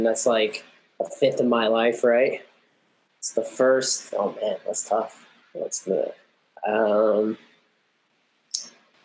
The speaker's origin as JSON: {"language": "English", "region": "Central New Jersey", "country": "United States", "tie": "born or raised there", "said": "I'm from Central New Jersey. I've been born and raised there. I'm very New Jersey"}